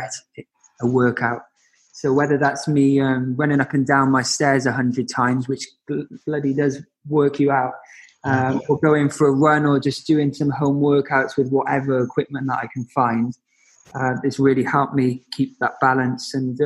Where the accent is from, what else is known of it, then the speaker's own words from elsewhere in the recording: Cardiff, Wales, United Kingdom; now in London, United Kingdom; Cardiff will always be my home